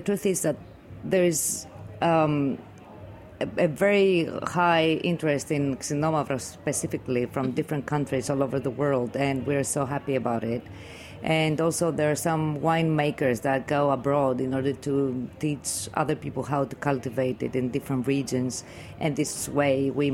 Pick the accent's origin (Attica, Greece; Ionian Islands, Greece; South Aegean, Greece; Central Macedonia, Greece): Central Macedonia, Greece; Goumenissa; We come from Humanissa, which is a small region